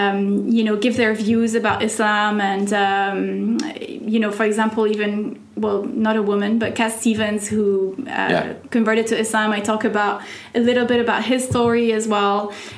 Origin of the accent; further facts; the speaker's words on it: Oman; English is a second language; moved away as an adult; also born or lived in France; I grew up in the Middle East pretty much, you know. I moved to Oman when I was 10 years old and, you know, until I was 19. And then I've been living here for 11 years.